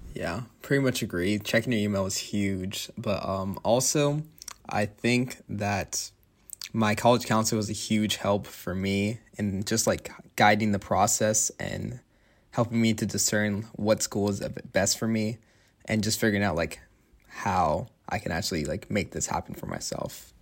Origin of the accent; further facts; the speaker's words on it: Tampa, Florida, United States; moved away as an adult; now in Notre Dame, United States; I'm from Tampa, Florida